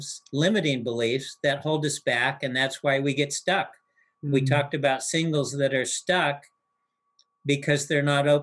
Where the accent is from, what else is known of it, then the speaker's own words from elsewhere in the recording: United States; the life that I had known up to that point in the United States as an American youth